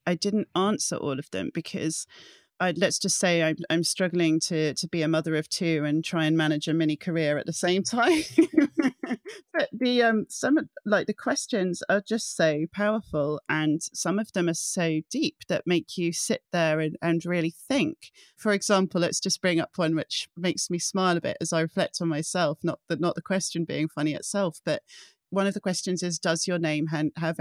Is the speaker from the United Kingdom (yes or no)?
yes; England, United Kingdom; also born or lived in Scotland; I'm Caucasian, I'm a daughter to an English mother and a Scottish father, I grew up in England